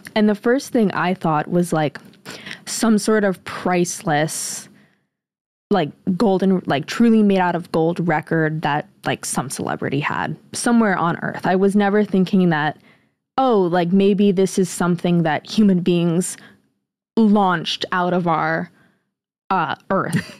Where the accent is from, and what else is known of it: United States